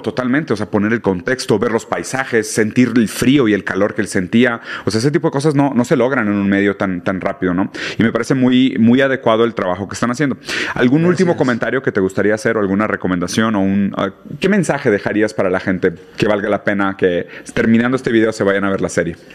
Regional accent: Monterrey, Nuevo León, Mexico; soy de Monterrey

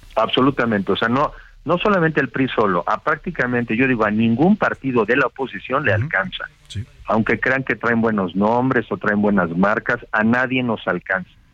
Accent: Mexico; como mexicanos

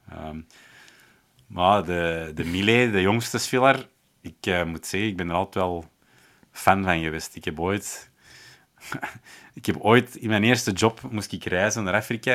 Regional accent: Schoten, Flanders, Belgium; moved away; ik ben oorspronkelijk uit Schoten.

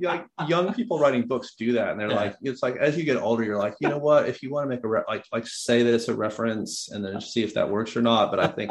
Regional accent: United States; accent: American; my weird American accent

